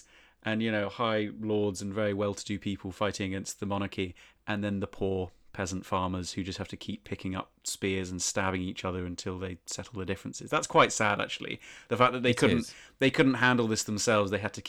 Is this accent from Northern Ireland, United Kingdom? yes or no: no; Winchester, South East England, United Kingdom; I'm from Winchester, for listeners.